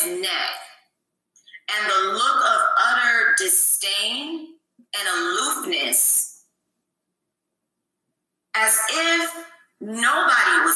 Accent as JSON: {"language": "English", "town": "Cleveland", "region": "Ohio", "country": "United States", "tie": "born or raised there", "moved": "yes", "said": "my hometown of Cleveland, I was in Cleveland when it happened, still living there when that happened."}